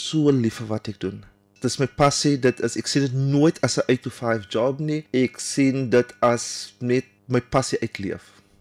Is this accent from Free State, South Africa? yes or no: no; Cape Town, Western Cape, South Africa; ek is van Kaapstad, Proudly South African